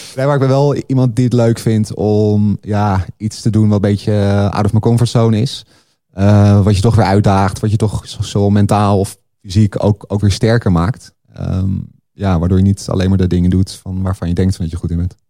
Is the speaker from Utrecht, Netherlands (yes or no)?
no; Laren, North Holland, Netherlands; de sportschool in de plaatsje Laren, waar ik opgroeide